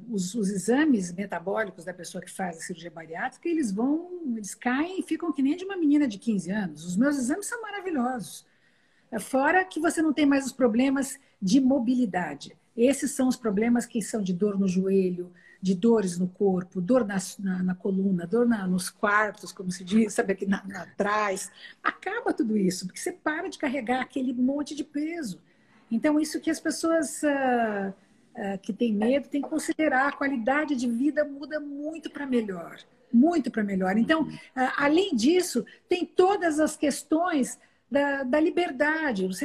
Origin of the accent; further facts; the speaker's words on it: São Paulo, Brazil; born there; nasci em São Paulo, no dia da fundação da cidade de São Paulo